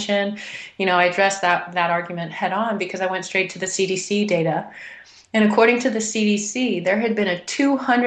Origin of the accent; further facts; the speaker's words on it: Houston, Texas, United States; now in Boulder, United States; I'd been born and raised in Houston, Texas